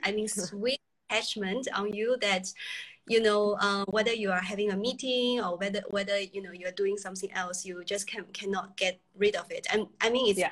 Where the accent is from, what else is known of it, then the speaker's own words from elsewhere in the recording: China; moved away; I was from China originally